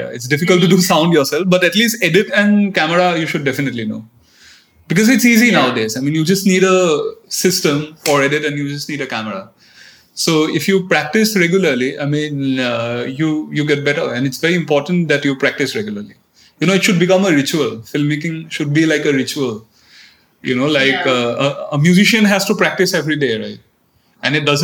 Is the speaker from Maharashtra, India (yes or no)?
no; Assam, India; moved away; also born or lived in Delhi; I'm from Assam. I went to an English medium school, which you know, so my I was a little alienated from my own culture. Because in almost every English medium schools in Assam